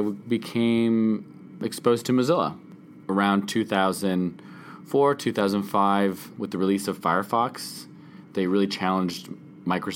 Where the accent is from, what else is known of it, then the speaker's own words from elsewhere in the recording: Canada; I'm a Canadian documentary filmmaker